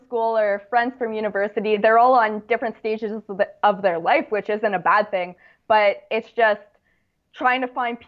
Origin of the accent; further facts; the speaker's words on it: Niagara region, Ontario, Canada; I'm from the Niagara region, and so a lot of the trails I'd hiked when I was younger